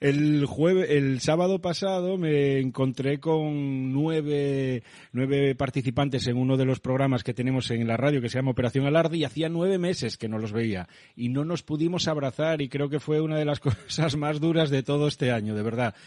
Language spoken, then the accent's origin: Spanish; Asturias, Spain; accent: Asturian; tengo acento asturiano